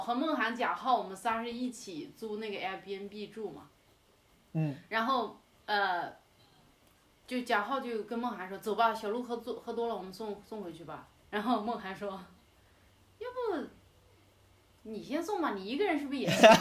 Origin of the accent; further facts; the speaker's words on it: Yunnan, China; moved away as an adult; also born or lived in Thailand / Australia; 我也是云南人